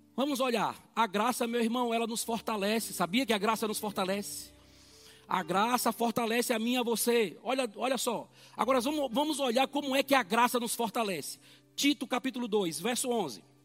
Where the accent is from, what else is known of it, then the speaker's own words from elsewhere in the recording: Brazil; eu naturalmente sou brasileiro